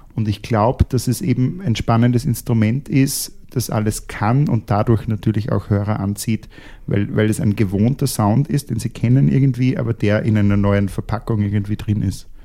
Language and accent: German; Austria; als Österreicher